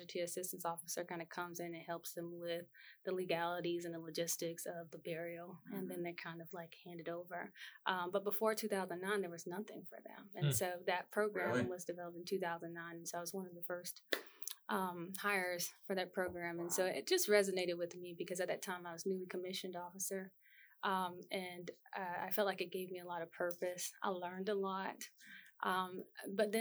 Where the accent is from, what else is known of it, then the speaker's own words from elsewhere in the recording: Newberry, South Carolina, United States; moved away as an adult; now in Columbia, United States; I'm from Newberry, South Carolina, so I've been in Columbia for most of my adult career